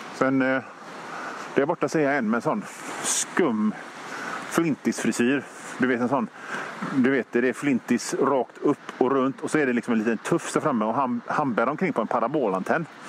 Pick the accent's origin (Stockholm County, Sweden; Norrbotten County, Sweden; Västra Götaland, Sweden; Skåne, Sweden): Västra Götaland, Sweden; Hönö; Jag kommer från Hönö